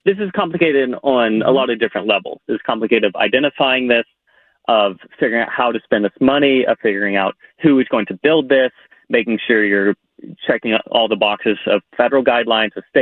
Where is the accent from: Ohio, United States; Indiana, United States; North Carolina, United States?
Ohio, United States; moved away; where I grew up in Ohio